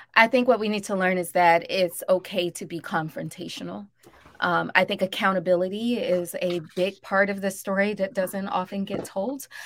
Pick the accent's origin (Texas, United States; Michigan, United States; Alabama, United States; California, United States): Alabama, United States; Birmingham; also born or lived in Mississippi; now in New Orleans, United States; I grew up in Birmingham and in Mississippi